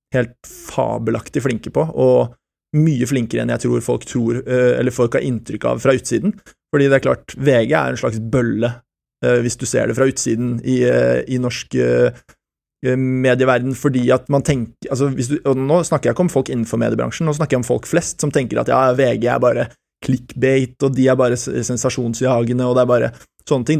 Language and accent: Norwegian; France; also born or lived in Switzerland; now in Norway; Jeg har berbisk opprinnelse, jeg er født i Sveits og oppvokst i Frankrike